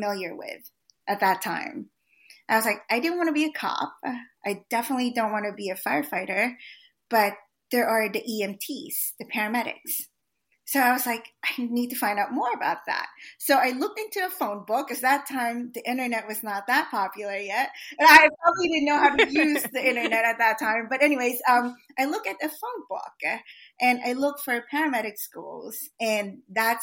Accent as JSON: {"language": "English", "country": "Philippines", "also_born_or_lived": "Philadelphia, United States", "moved": "yes", "lives_now": "United States", "said": "as a Filipino immigrant"}